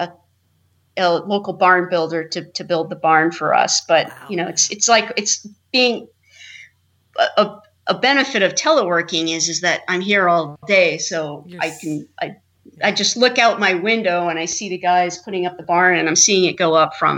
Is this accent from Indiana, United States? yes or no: yes; Indiana, United States; also born or lived in Idaho / North Carolina / New York; now in Maine, United States; I was raised in Indiana.